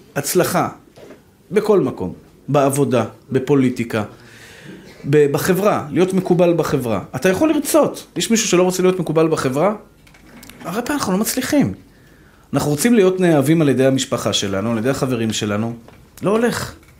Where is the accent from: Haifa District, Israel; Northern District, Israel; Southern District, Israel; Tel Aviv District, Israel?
Tel Aviv District, Israel; Tel Aviv; אני גדלתי בשכונת התקווה